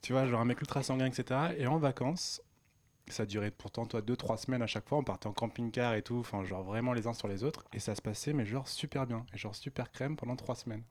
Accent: Normandy, France; moi, je viens de Normandie

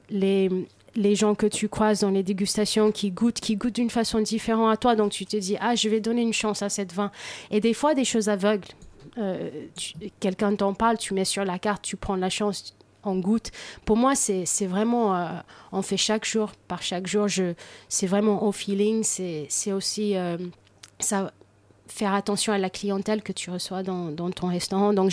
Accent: United States; now in France; moi j'ai grandi aux États-Unis où euh, manger c'est pour être productif, pour avancer dans la vie, pour euh, bosser mieux. Et ici en France

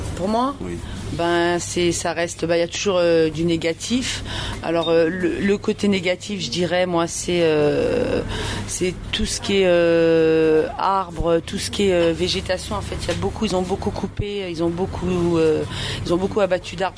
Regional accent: Romainville, Île-de-France, France; also born or lived in Algeria; je suis romain-villoise depuis. Euh, j'ai 41 ans, je suis née en Algérie, mhm. je suis arrivée, j'avais 3 ans.

